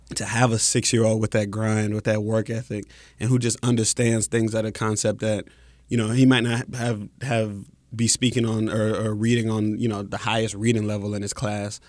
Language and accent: English; Mississippi, United States; moved away as an adult; also born or lived in Syracuse, New York; coming from Mississippi